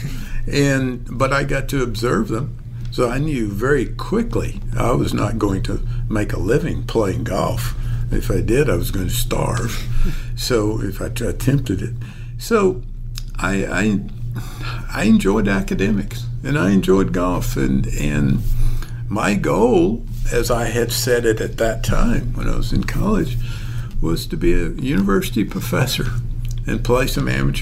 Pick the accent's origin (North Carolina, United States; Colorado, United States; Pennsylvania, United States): North Carolina, United States; I grew up in North Carolina, way out in a rural area on a dirt road